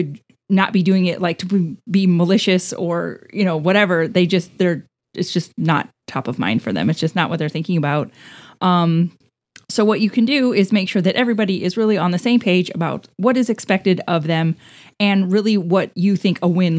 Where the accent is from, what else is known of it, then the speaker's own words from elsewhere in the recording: Midwest, United States; We're from the Midwest. Yeah. We can't help it. It's bred into us.